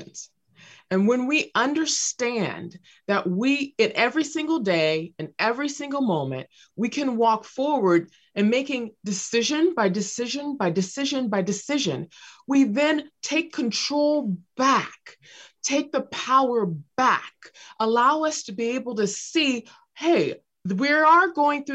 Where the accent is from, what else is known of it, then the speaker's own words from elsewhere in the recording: Los Angeles, California, United States; I was raised near South Central Los Angeles